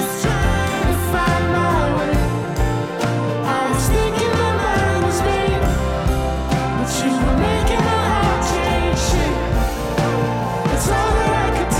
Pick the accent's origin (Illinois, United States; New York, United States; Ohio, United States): Ohio, United States; I'm a boy from Ohio